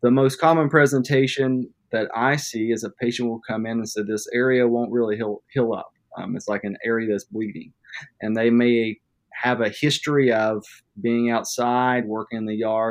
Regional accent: Madison, West Virginia, United States; also born or lived in Charleston, South Carolina; I grew up in West Virginia, actually in Madison, West Virginia, where I currently practice.

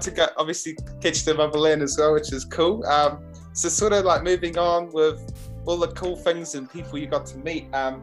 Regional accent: Palmerston North, Manawatū-Whanganui, New Zealand; also born or lived in Auckland; we moved to Palmy when I was about 5

